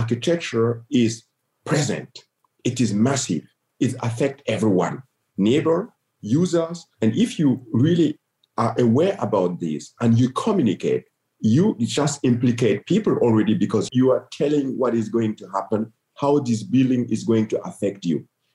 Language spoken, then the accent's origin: English; Gando, Centre-Est, Burkina Faso; moved away as an adult; also born or lived in Berlin, Germany; Gando, my hometown